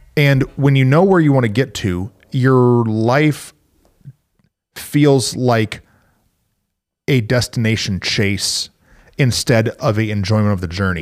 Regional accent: Flint, Michigan, United States; I grew up in Flint, Michigan

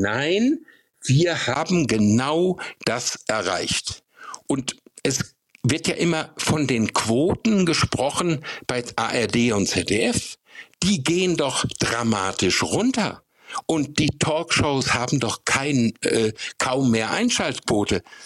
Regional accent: Bünde, North Rhine-Westphalia, Germany; in meiner Heimat, in Bünde in Westfalen

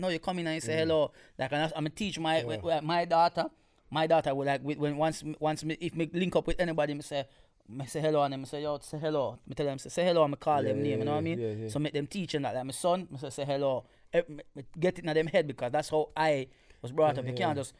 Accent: Jamaica; now in United Kingdom; growing up in Jamaica

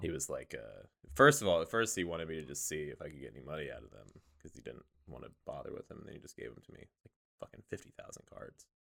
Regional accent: Weston, Missouri, United States; I grew up in Weston, Missouri

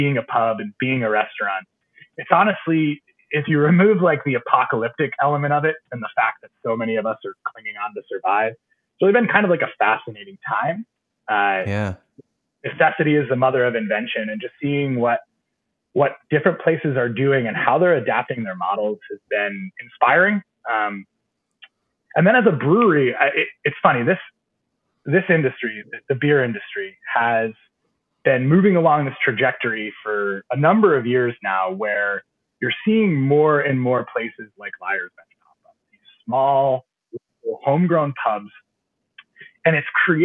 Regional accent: New York, United States; moved away as an adult; now in Portsmouth, United States; Originally from New York, outside the capital

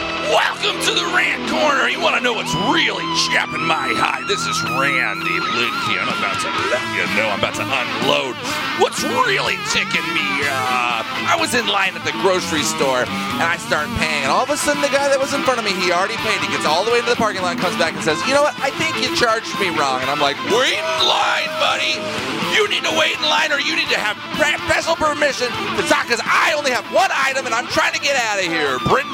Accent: Perth, Western Australia, Australia; Well, we're from Perth, so we don't...

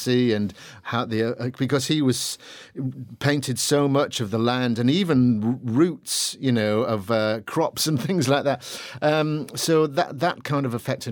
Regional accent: the Northeast, North East England, United Kingdom; where I was brought up in the Northeast

